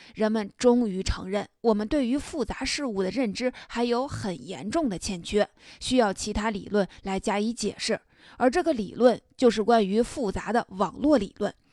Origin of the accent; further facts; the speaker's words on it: China; 我们中国人